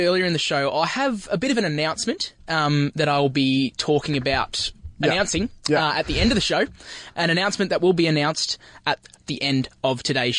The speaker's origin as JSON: {"language": "English", "town": "Canberra", "region": "Australian Capital Territory", "country": "Australia", "moved": "as an adult", "lives_now": "Melbourne, Australia", "said": "Mate, I'm from Canberra."}